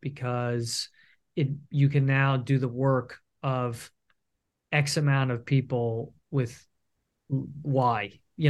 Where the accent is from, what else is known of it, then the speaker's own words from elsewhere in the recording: New York, United States; now in Los Angeles, United States; Yeah, but I'll go back. Yeah. I'm from New York too, so I'll see.